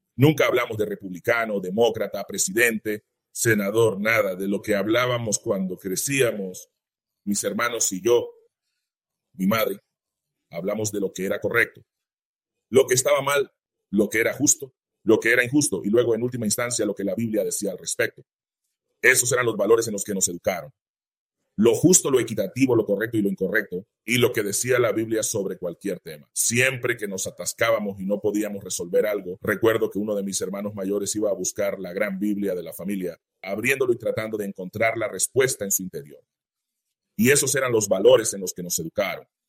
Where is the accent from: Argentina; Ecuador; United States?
United States; Greensboro, North Carolina; me crié en Greensboro